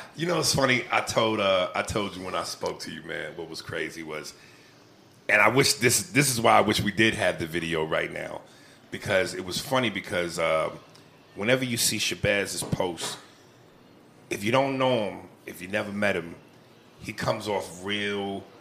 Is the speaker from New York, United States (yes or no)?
yes; New York, United States; also born or lived in Chicago, United States / New Jersey, United States; New York raised me. I was I was New York Jersey from a, a, baby basically till now